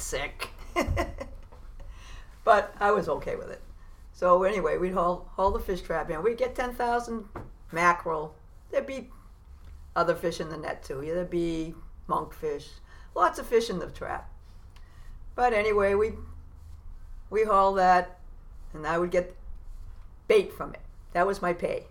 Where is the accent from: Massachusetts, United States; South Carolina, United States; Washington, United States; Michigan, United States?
Massachusetts, United States; Beverly; also born or lived in Salem; I was born in Salem, but lived in Beverly most of my life.